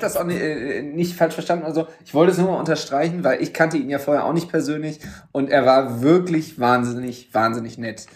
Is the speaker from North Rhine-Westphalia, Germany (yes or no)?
yes; Düsseldorf, North Rhine-Westphalia, Germany; ich bin ja gebürtiger Düsseldorfer